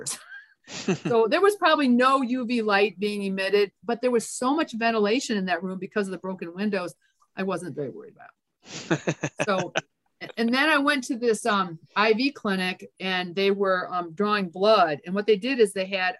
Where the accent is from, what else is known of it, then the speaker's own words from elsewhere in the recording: Michigan, United States; moved away as an adult; also born or lived in Memphis / North Carolina / Texas / Florida; now in Georgia, United States; I grew up in Michigan.